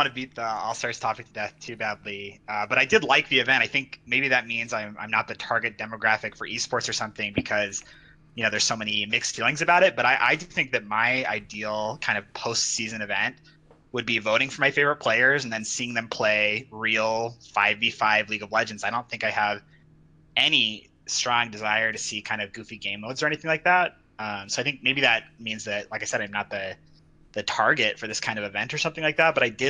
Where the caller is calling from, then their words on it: Salt Lake City, Utah, United States; Hi. I am from Salt Lake City, Utah.